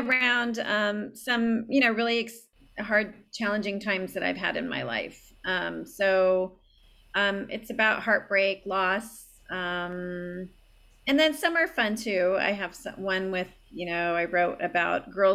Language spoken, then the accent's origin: English; San Diego, California, United States; I grew up in San Diego. I still live here.